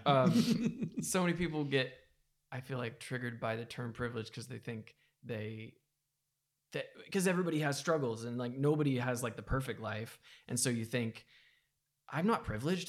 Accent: United States; I was raised in America

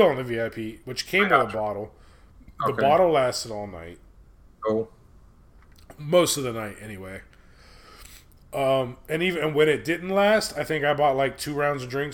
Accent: Homestead, United States

